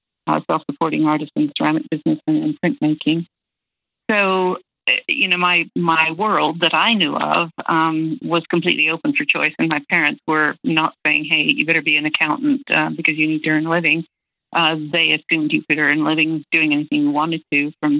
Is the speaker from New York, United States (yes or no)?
no; Los Angeles, California, United States; I grew up in Hollywood